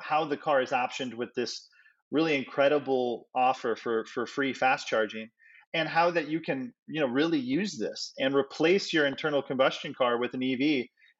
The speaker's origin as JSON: {"language": "English", "town": "Chicago", "region": "Illinois", "country": "United States", "tie": "born or raised there", "moved": "yes", "said": "the beautiful Windy City, that's my hometown"}